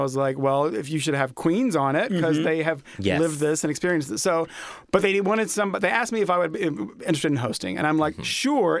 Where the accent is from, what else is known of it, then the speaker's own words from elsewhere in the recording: Big Stone Gap, Virginia, United States; moved away; I'm from a tiny town in Virginia. Yeah. It's called Big Stone Gap, Virginia, in the corner of it's Appalachian Mountains, like coal mining